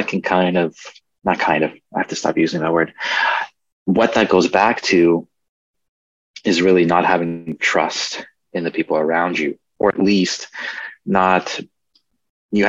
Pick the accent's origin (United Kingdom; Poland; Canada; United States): Poland; moved away; originally we're from Poland